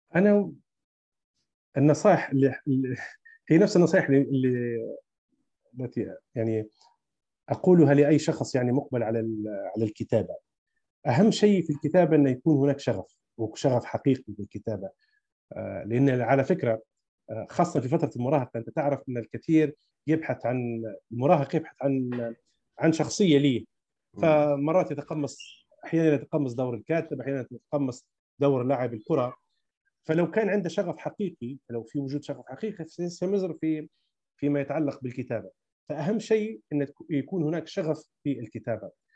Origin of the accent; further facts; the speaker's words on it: Libya; كاتب ليبي